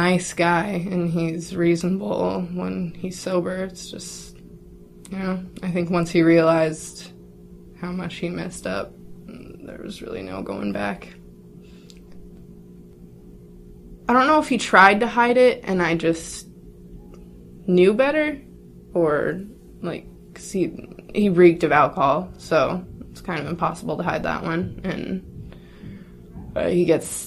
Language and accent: English; Spokane, Washington, United States; I'm from Spokane, Washington